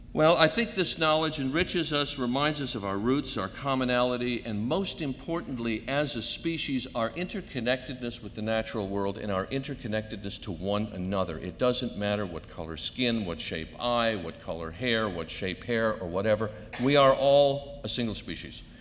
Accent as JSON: {"language": "English", "town": "Hartford", "region": "Connecticut", "country": "United States", "tie": "born or raised there", "said": "a young kid growing up in Connecticut, especially next door to the Hartford Theological Seminary"}